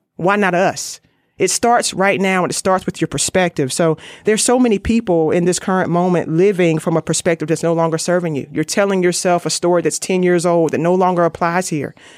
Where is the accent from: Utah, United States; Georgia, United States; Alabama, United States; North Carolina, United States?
North Carolina, United States; Raleigh; I'm from Raleigh, North Carolina